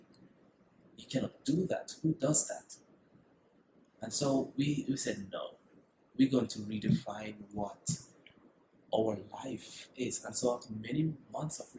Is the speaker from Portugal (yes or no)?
no; Jamaica; also born or lived in United Kingdom; now in Mexico; I'm a tropical guy, born and raised in Jamaica.